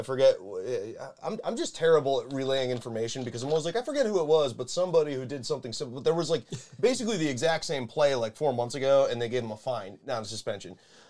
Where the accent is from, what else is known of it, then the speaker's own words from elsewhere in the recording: Buffalo, New York, United States; we're from Buffalo.